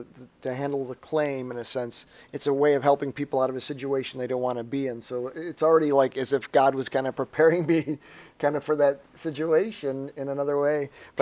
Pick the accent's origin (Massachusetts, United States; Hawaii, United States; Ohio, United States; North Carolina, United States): Ohio, United States; Mayfield Heights; now in Cleveland, United States; right now I presently live in Cleveland, Ohio, but I'm originally from Mayfield Heights, Ohio. It's a suburb on the east side of Cleveland, Ohio. Cleveland, Ohio, for those who don't know, is a city up on in we would say the Midwest